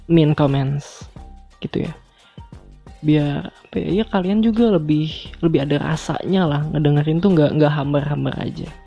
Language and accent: Indonesian; Bandung, West Java, Indonesia; moved away as an adult; now in Surakarta, Indonesia; Gue kuliah di Solo nih, sedangkan gue aslinya adalah dari Bandung. Seumur hidup gue habiskan di Bandung sampai SMA, dan gue tinggal di lingkungan yang homogen.